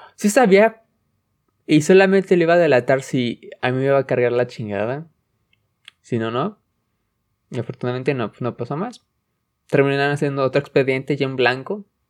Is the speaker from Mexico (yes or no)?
yes; Mexico; en, México estamos